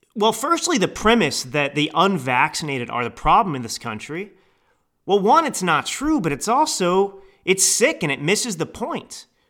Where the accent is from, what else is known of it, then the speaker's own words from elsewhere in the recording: Texas, United States; I grew up in Texas